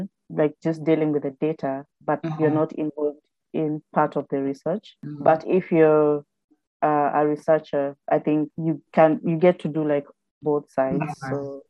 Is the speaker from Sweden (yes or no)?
no; Kenya; moved away as an adult; also born or lived in United Kingdom; now in Newcastle, United Kingdom; I am Kenyan by birth, but a citizen of the world.